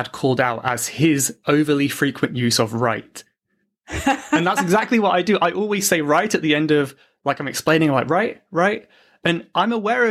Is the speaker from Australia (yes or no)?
no; United Kingdom; accent: British; I have my British accent.